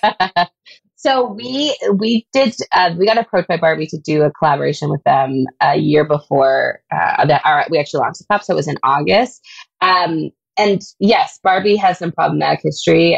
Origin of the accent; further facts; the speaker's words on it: Canada; being a Canadian designer